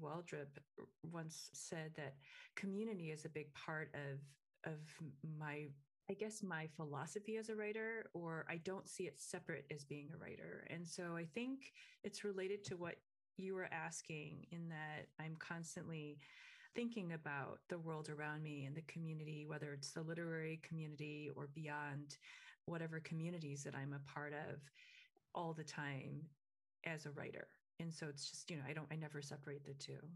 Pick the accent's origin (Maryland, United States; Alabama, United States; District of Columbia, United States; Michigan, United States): Michigan, United States; I grew up in Michigan